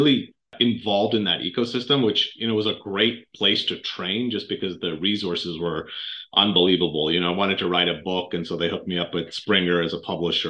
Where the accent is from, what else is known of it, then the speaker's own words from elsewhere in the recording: Canada; moved away as an adult; I grew up actually in Canada, of all places, and did undergrad in medical school there